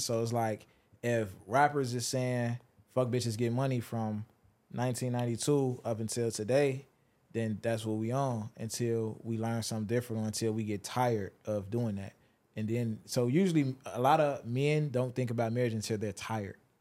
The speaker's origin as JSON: {"language": "English", "town": "Chicago", "region": "Illinois", "country": "United States", "said": "I'm from Chicago."}